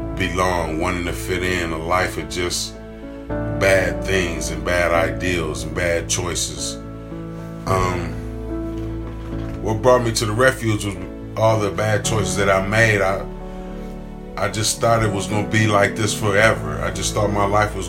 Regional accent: Columbus, Ohio, United States; I'm from Columbus, Ohio, on the west side

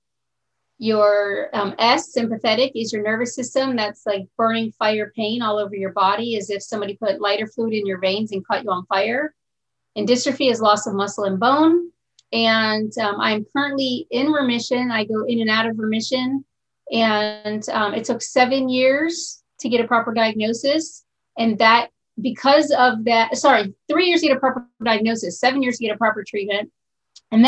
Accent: Bangkok, Thailand; now in Arizona, United States; I'm living in Arizona. I'm from Bangkok, Thailand.

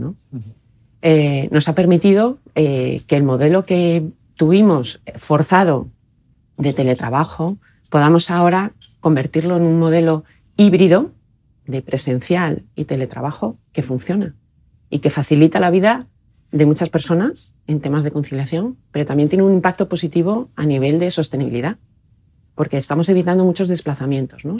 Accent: Oviedo, Asturias, Spain; also born or lived in Brussels, Belgium; yo soy de Oviedo, estudié en el Colegio de los Jesuitas aquí en, Oviedo

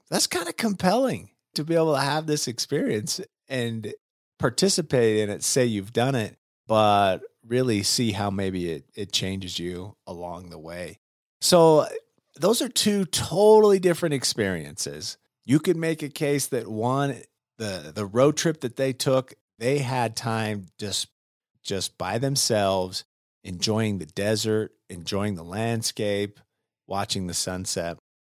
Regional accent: Utah, United States; I was born and raised in Utah

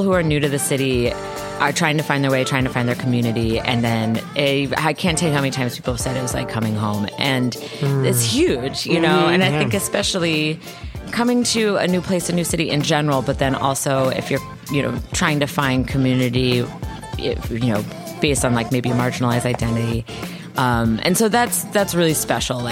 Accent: Vermont, United States; now in Chicago, United States; 10th generation Vermonter

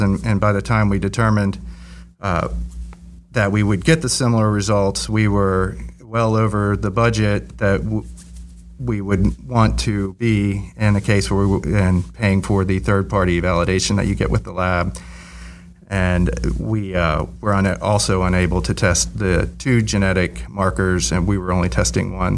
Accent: Virginia Beach, Virginia, United States; moved away; I grew up in Virginia Beach

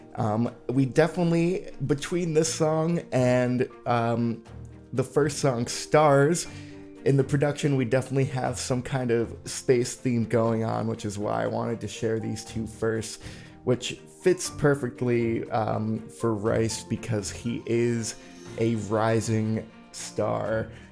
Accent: New England, United States; now in Austin, United States; I grew up in New England

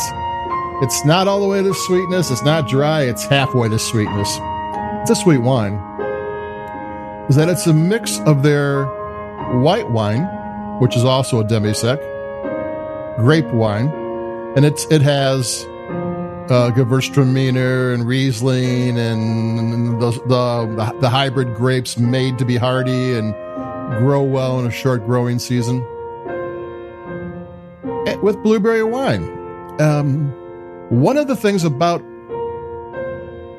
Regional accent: Chicago, Illinois, United States; I'm from Chicago

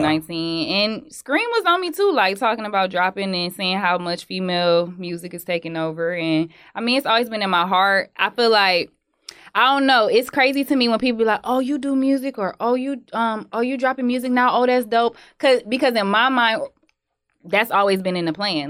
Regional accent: Detroit, Michigan, United States; I'm from Detroit

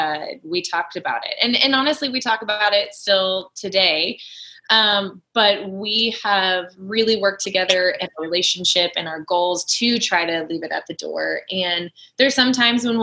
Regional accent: Kansas, United States; moved away; So I grew up in Kansas

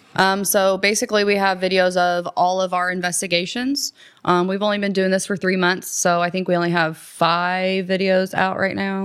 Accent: Columbus, United States; I grew up, born and raised in Columbus

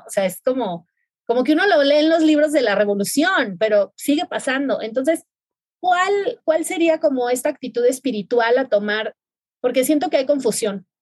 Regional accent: Mazatlán, Sinaloa, Mexico; Yo soy de Mazatlán, Sinaloa

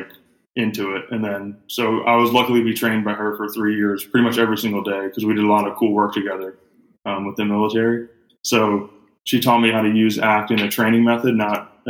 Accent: Greenville, South Carolina, United States; I grew up in Greenville, South Carolina

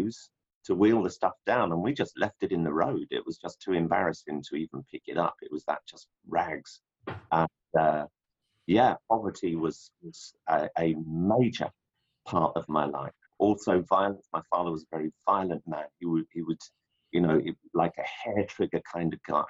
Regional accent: London, United Kingdom; London was, at least the part where I grew up. I grew up in a ghetto

